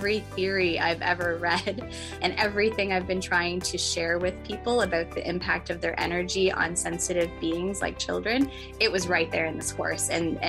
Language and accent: English; Guelph, Ontario, Canada; I am from Guelph, Ontario, Canada.